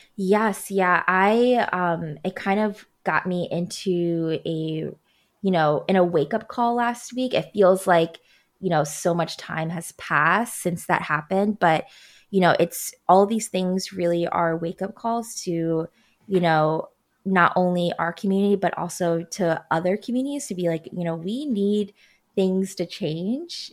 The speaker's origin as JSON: {"language": "English", "town": "Baltimore", "region": "Maryland", "country": "United States", "tie": "born or raised there", "moved": "yes", "said": "my hometown of Baltimore"}